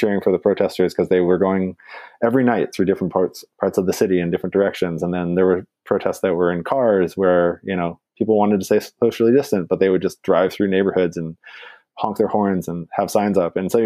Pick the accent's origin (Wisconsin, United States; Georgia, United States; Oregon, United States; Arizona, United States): Oregon, United States; Portland; now in East Coast, United States; to be on the East Coast and to have my hometown in the national news